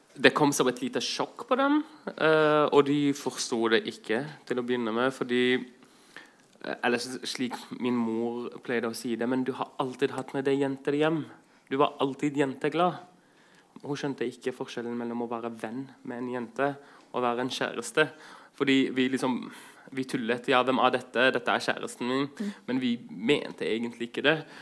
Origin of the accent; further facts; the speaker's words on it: Greece; also born or lived in Southern Norway / Iraq; now in Norway; vokst opp i Hellas